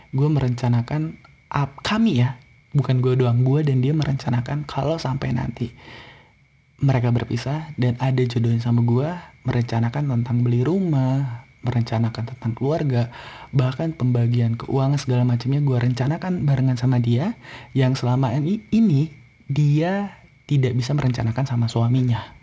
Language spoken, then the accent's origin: Indonesian; Bandung, West Java, Indonesia; moved away as an adult; now in Jakarta, Indonesia; gue ini dari Bandung